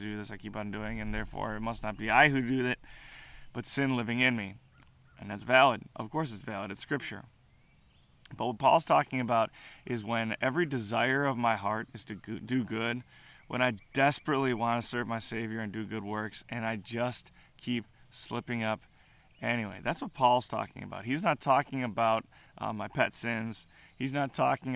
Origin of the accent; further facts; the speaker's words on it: United States; as American Christians, millennial Christians